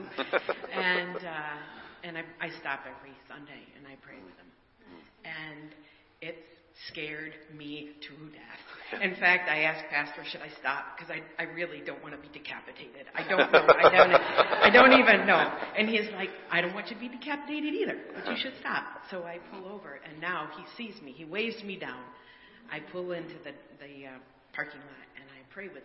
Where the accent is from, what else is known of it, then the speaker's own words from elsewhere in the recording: Kalamazoo, Michigan, United States; I'm from around Kalamazoo, and I was a teacher